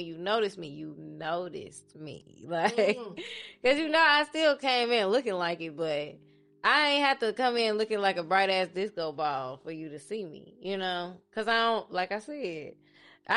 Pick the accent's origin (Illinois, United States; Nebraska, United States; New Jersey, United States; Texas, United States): Illinois, United States; Chicago; I'm from Chicago